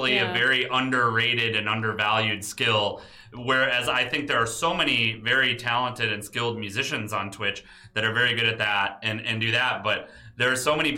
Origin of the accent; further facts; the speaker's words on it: Detroit, Michigan, United States; I actually grew up in Detroit. So I'm also a Midwesterner